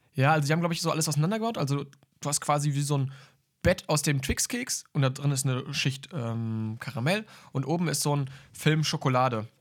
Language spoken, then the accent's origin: German; Münster, North Rhine-Westphalia, Germany; bei uns in Münster